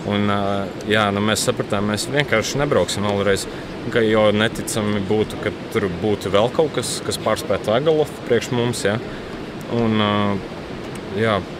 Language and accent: Latvian; Latvia; mēs esam vienīgie latvieši.